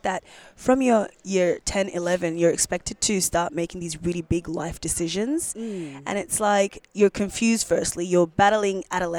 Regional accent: Brisbane, Queensland, Australia; now in Melbourne, Australia; I'm not a Melbourne local. I'm originally from Brisbane.

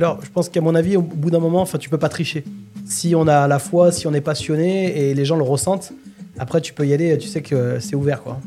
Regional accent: Lyon, Auvergne-Rhône-Alpes, France; moved away; also born or lived in Provence; je suis de Lyon à l'origine, ça fait longtemps que j'ai quitté.

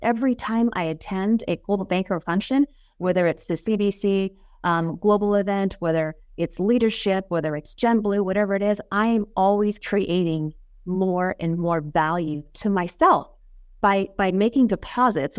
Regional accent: Las Vegas, Nevada, United States; I born and raised in Las Vegas.

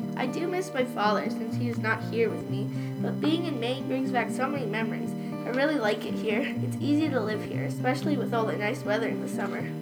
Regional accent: Istanbul, Turkey; moved away as an adult; also born or lived in Izmir, Turkey; now in Old Orchard Beach, United States; I came from Istanbul, Turkey in 2016. I came here for a summer job after I finished college

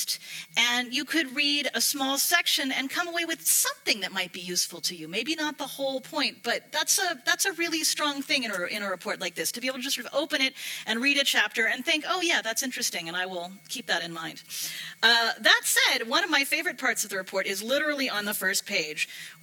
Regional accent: United States; accent: American; moved away as an adult; now in Europe; you can hear from my accent. I'm American

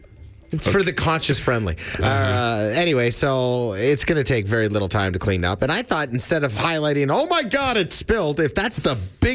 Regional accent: Alberta, Canada; Does it come across like I'm from Alberta

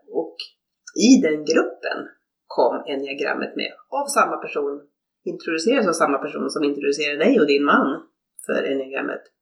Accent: Norrbotten County, Sweden; moved away as an adult; now in Stockholm, Sweden; Jag är uppvuxen i Norrbotten. Bodde mina första 20 år där. Sen flyttade jag till Stockholm på grund av studier.

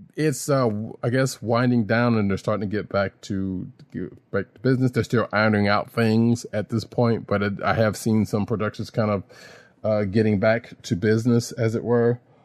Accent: the South, United States; I'm from the South.

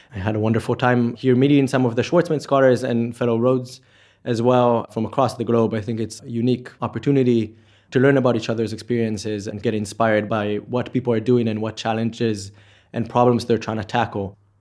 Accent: Israel; moved away as an adult; now in Oxford, United Kingdom; from Israel

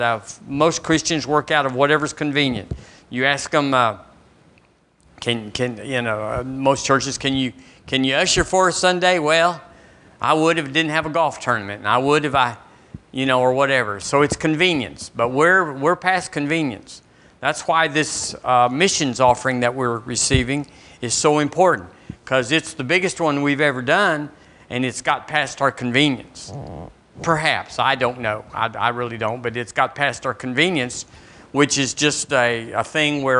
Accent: Seagraves, Texas, United States; now in Tuscaloosa, United States; The church I was raised in Seagraves

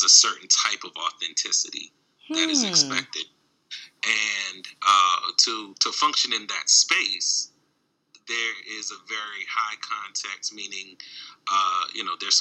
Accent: Baltimore, Maryland, United States; also born or lived in Washington, D.C.; now in Midwest, United States; growing up in Baltimore and D.C.

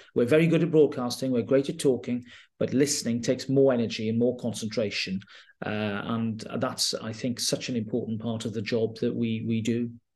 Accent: Carmarthenshire, Wales, United Kingdom; moved away; also born or lived in Llanelli / Durham / Swindon; I'm from Carmarthenshire, very much from Dulham Thomas, country

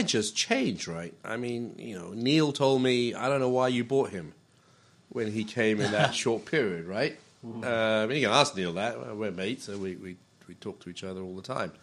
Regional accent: Malaysia; I come from Malaysia.

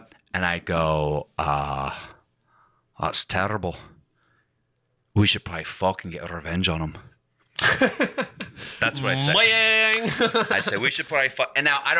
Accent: Glasgow, Scotland, United Kingdom; I go, I'm from Scotland. And she goes, where? I go, I'm from Glasgow.

